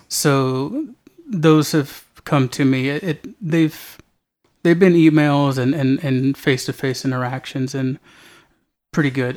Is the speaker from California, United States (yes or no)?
yes; Alhambra, California, United States; now in San Antonio, United States; I'm originally from Alhambra, California. But my family's from here